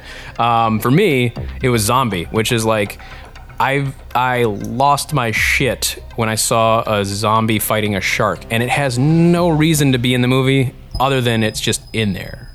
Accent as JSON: {"language": "English", "town": "Eau Claire", "region": "Wisconsin", "country": "United States", "tie": "born or raised there", "said": "I mainly grew up in a place called Eau Claire, Wisconsin"}